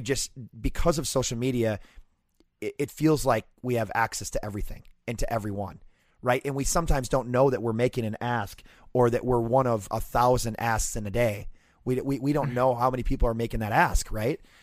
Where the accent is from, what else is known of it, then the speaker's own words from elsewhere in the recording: Fridley, Minnesota, United States; growing up in Fridley